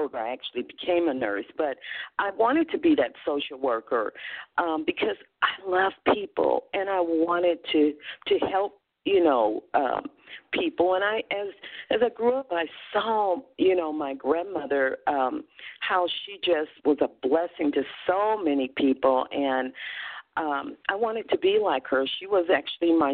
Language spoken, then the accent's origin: English; Evansville, Indiana, United States; moved away as an adult; also born or lived in Compton, California; now in California, United States; I grew up in Indiana. Actually, I was born in Compton, California. And at 2 years old, my family decided to move back